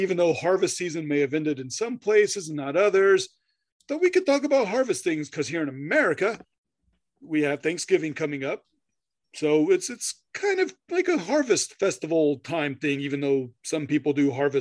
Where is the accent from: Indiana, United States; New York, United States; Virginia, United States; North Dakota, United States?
Indiana, United States; growing up in Indiana, there's corn all over the damn place